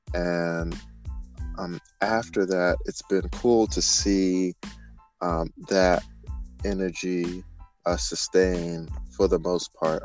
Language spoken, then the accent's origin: English; Greensboro, North Carolina, United States; moved away as an adult; also born or lived in Georgia; I am originally from Greensboro, North Carolina